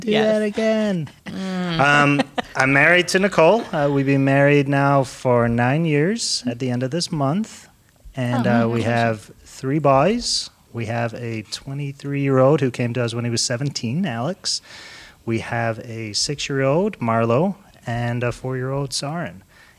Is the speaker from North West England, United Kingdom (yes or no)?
no; Scotland, United Kingdom; I'm from Scotland. So that's also a fun fact. Yeah. I don't really sound like I'm from Scotland anymore.